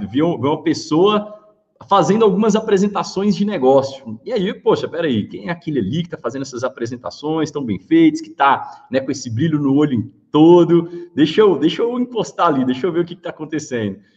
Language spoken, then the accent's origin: Portuguese; Montes Claros, Minas Gerais, Brazil; eu sou de Minas Gerais, né? Então sou mineiro. Saí do interior de Montes Claros